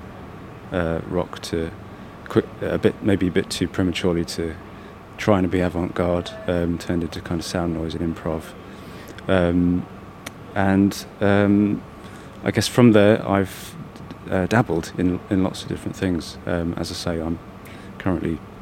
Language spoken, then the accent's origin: English; Leicester, East Midlands, United Kingdom; I'm from Leicester